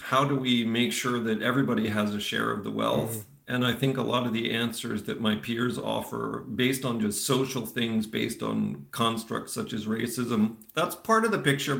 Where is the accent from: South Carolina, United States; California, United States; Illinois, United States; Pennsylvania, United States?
Pennsylvania, United States; Eastern; first language English; moved away as an adult; also born or lived in Florida; now in Netherlands; I grew up in Pennsylvania. I was born in Florida. Okay. And then in Eastern Pennsylvania is where I called home for a long time.